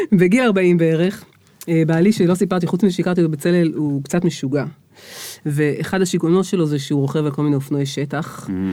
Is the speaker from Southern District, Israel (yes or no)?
yes; Beersheba, Southern District, Israel; על הילדות שלי באר שבע, על שנות ה-70